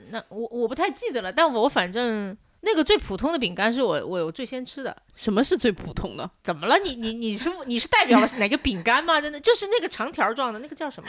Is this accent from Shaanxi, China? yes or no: no; Changsha, Hunan, China; 我家乡在长沙，小时候是可以放烟花的